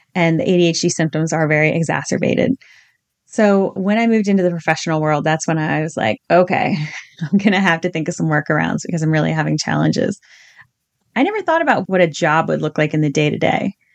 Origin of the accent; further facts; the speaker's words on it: Virginia, United States; I grew up in Virginia in the eighties